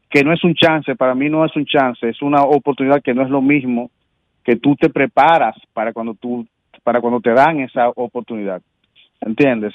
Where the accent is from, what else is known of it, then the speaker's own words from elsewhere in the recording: Dominican Republic; como dominicanos